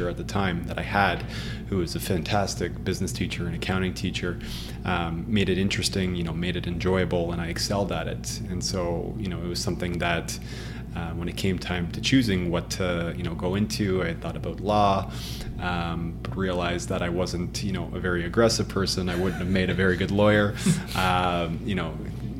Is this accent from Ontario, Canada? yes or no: yes; Ottawa, Ontario, Canada; moved away as an adult; also born or lived in Waterloo; now in Toronto, Canada; born and raised in Ottawa